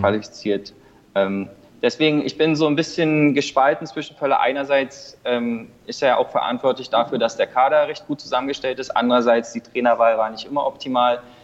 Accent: Germany; now in South Africa; ich bin äh, in Deutschland aufgewachsen

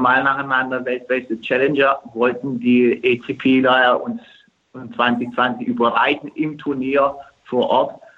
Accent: Turkey; moved away; in meiner Heimat

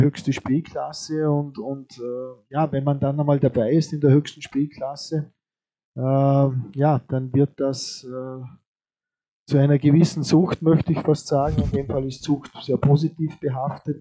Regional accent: Vorarlberg, Austria; liegt uns äh, als Vorarlberger natürlich auch am Herzen

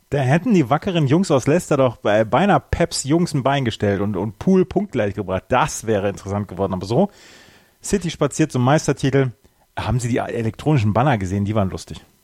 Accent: Bad Oeynhausen, North Rhine-Westphalia, Germany; in meinem Heimatort gibt es einen Stadtteil, der heißt Wulferdingsen

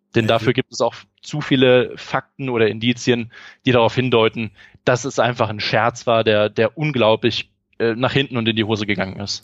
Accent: Eifel, Rhineland-Palatinate, Germany; in meiner Heimat in der Eifel

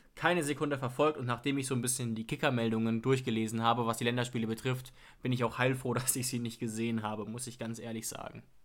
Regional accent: Germany; ich bin zufällig in Deutschland geboren

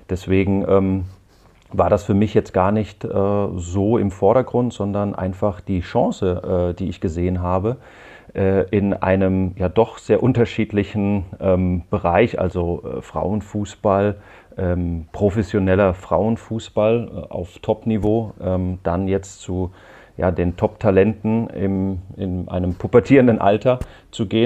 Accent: Hesse, Germany; zum einen äh, komme ich aus der Rhein-Main-Region und bin da natürlich auch verwurzelt

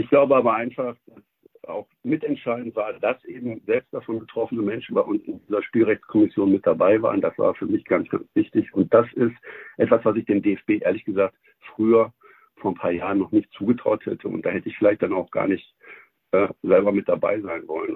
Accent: Essen, North Rhine-Westphalia, Germany; meiner Heimatstadt Essen

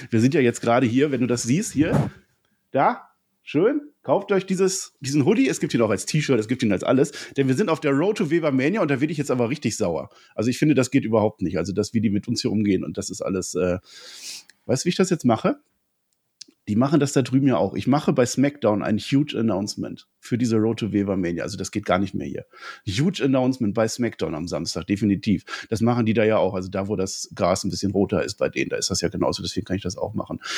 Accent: Berlin, Germany; Ich komme aus Berlin

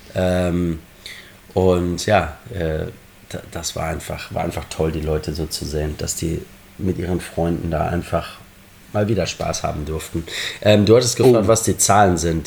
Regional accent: Germany; moved away as an adult; now in Liverpool, United Kingdom; als gebürtiger Deutscher und gebürtiger Borussia Dortmund-Fan

